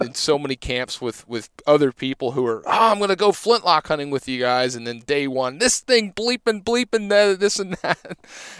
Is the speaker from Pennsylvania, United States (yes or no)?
yes; Pennsylvania, United States; Because I'm from Pennsylvania and we have a season solely dedicated to the flintlock